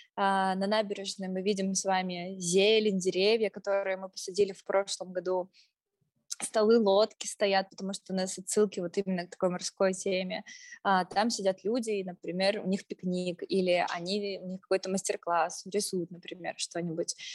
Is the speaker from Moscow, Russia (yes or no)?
no; Tyumen, Tyumen Oblast, Russia; поскольку мы сами представители региона, поскольку мы сами из Тюмени